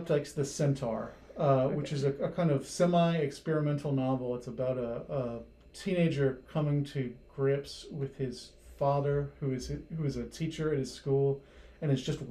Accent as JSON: {"language": "English", "area": "Gwinnett County", "region": "Georgia", "country": "United States", "tie": "born or raised there", "also_born_or_lived": "Minnesota / Woodstock, Georgia", "moved": "as an adult", "said": "I grew up in Gwinnett County."}